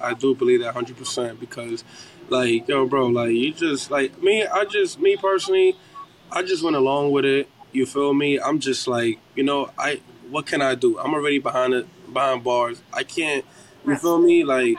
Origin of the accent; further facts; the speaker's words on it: New York City, New York, United States; I'm from East New York. I see that you're from East New York as well.